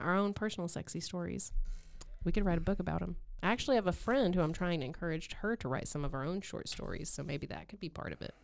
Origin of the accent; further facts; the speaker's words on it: the South, United States; accent: Southern; I'm a hillbilly from the South